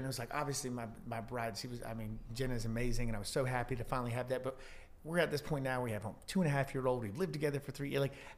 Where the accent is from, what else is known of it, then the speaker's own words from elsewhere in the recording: North Carolina, United States; So I grew up between either Apex or Fuquay or around that area pretty much my entire life.